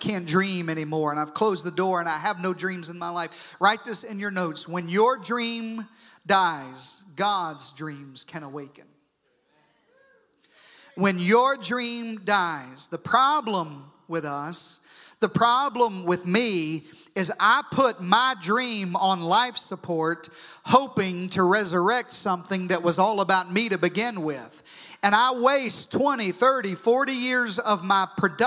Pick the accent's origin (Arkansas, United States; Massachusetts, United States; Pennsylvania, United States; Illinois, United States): Arkansas, United States; southern; I grew up in southern Arkansas, and that doesn't mean anything, but it may explain my accent